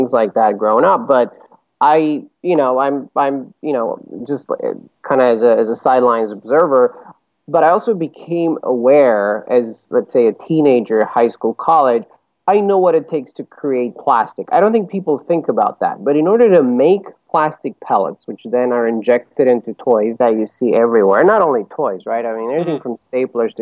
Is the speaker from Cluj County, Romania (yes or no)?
no; Bucharest, Romania; moved away as an adult; also born or lived in Chicago; now in New York, United States; I grew up in Romania, in Bucharest. I was born and raised there, went to college there. And right after college, my wife and I moved to Chicago